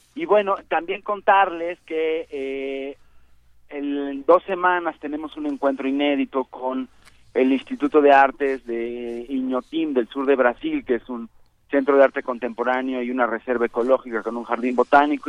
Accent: Mexico; also born or lived in Argentina, Chile or Uruguay; llegamos exiliados a los tres, cuatro, cinco o algunos incluso que les tocó ya nacer en México

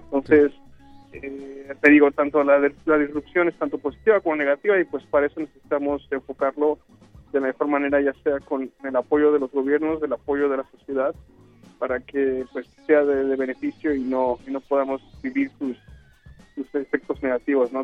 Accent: Mexico; moved away; yo soy de México

